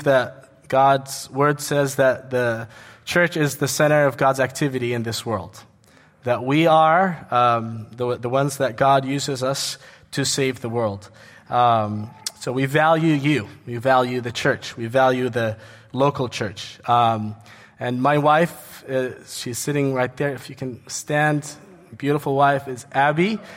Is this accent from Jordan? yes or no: yes; Jordan; moved away as an adult; also born or lived in New York, United States; I was born in the States, New York. But I grew up in Jordan, and I came back to the States in 2001